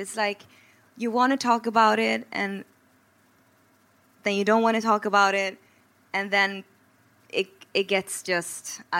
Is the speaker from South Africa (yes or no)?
no; Sweden; English is a second language; we feel like, hey, I'm Swedish.